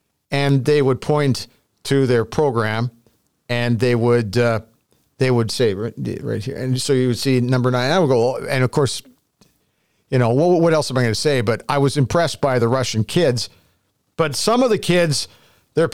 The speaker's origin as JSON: {"language": "English", "country": "Canada", "said": "And it made me feel so great about being a Canadian."}